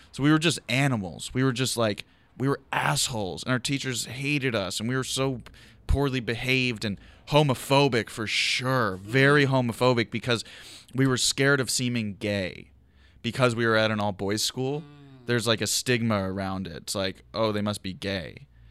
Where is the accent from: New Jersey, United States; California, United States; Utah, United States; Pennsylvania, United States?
Pennsylvania, United States; Philadelphia; now in Los Angeles, United States; I'm from Philadelphia, but I'm from Overbrook, which is West Philly